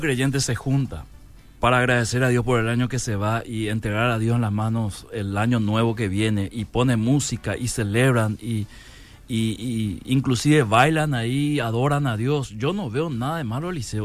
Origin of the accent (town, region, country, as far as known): Paraguay